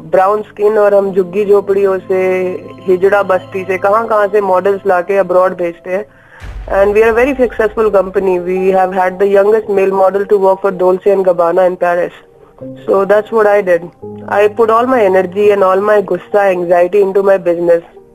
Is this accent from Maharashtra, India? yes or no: no; Delhi, India; also born or lived in New York; I was born and broad up in daily